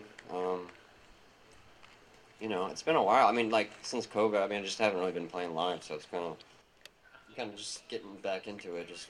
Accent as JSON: {"language": "English", "region": "Louisiana", "country": "United States", "also_born_or_lived": "Olympia, United States", "said": "I'm from Louisiana originally."}